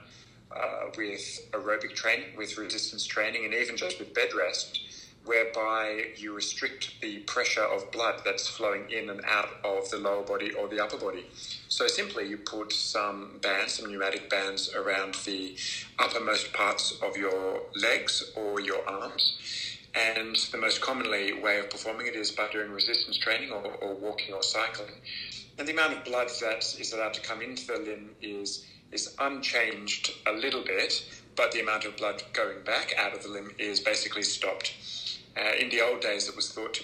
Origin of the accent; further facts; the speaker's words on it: Australia; also born or lived in Oxford, England; I am a exercise physiologist and an Australian, but I was born in Oxford, England, and moved to Australia when I was a little child with my family. And I've been here ever since